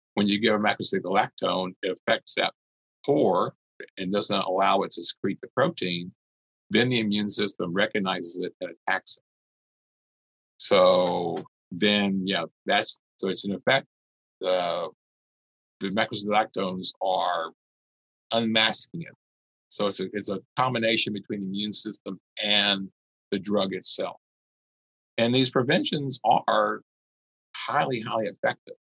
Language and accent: English; Gulf Coast, north part of Galveston County, Texas, United States; also born or lived in Beaumont, Texas; I grew up on the Gulf Coast and north part of Galveston County